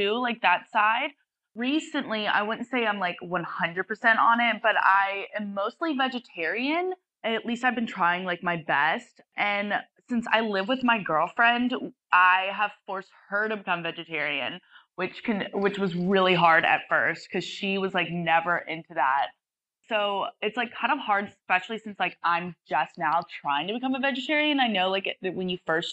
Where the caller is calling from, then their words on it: Sydney, New South Wales, Australia; I'm 21 and I'm calling from Sydney, Australia